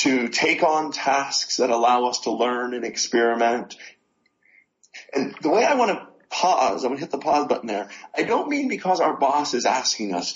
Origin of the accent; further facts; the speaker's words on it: Pittsburgh, Pennsylvania, United States; Pittsburgh, Pennsylvania